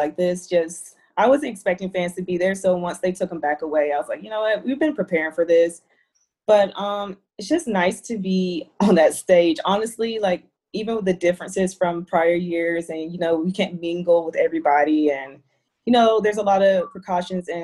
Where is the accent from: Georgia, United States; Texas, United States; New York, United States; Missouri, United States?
Georgia, United States; Monroe; my hometown, oh my gosh, like I come from this little small hometown, Monroe, Georgia